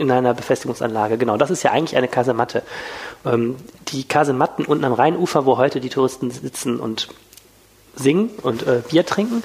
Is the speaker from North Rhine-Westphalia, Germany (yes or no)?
yes; Wuppertal, North Rhine-Westphalia, Germany; nicht gebürtiger Düsseldorfer, sondern Wuppertaler